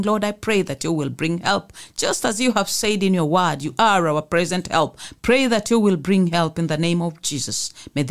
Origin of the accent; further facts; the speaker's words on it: Mombasa, Mombasa County, Kenya; I come from here, Mombasa.